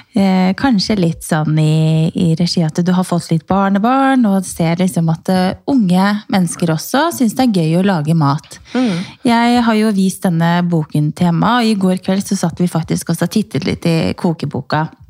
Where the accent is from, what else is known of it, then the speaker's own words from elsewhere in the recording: Romerike, Akershus, Norway; jeg er jo fra Romerike